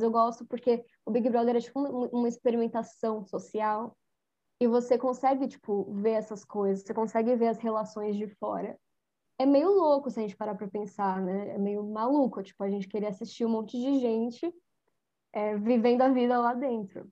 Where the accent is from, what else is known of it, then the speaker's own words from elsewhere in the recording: São Paulo, Brazil; Eu sou de São Paulo, eu sou do Grajaú